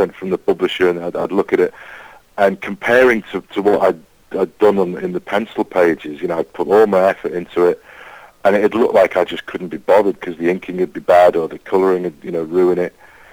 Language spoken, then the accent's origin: English; the Wirral, North West England, United Kingdom; I grew up on the Wirral, which is in between Liverpool, it's a peninsula in between Liverpool and North Wales